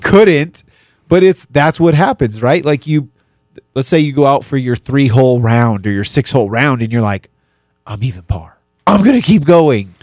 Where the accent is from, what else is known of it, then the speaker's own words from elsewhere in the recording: New Mexico, United States; moved away as an adult; also born or lived in Dallas; growing up in New Mexico was a little different